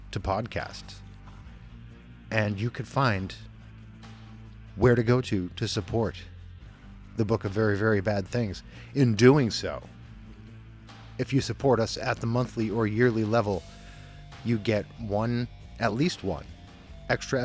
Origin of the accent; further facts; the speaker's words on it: Scranton, Pennsylvania, United States; my hometown